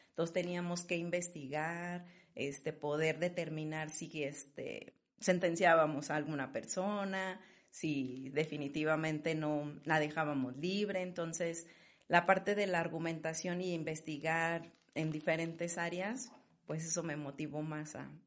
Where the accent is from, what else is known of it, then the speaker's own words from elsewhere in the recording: León, Guanajuato, Mexico; Bueno, pues estoy orgullosamente leonesa. Este, soy la mayor de, de la familia